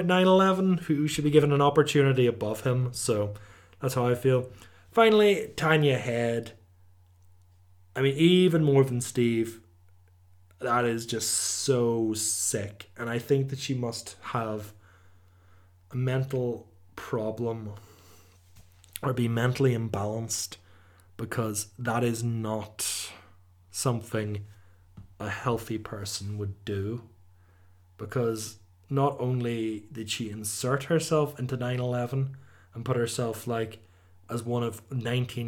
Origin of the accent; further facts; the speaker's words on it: Omagh, Northern Ireland, United Kingdom; my hometown